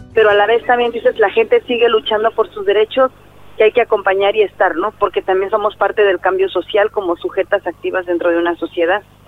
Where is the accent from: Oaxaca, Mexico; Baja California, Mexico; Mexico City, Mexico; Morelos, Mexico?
Oaxaca, Mexico; Oaxaca de Juárez; also born or lived in Sierra Sur, Oaxaca; soy de Oaxaca de Juárez y mi familia es originaria de la Sierra Sur. Yo crecí en un espacio comunitario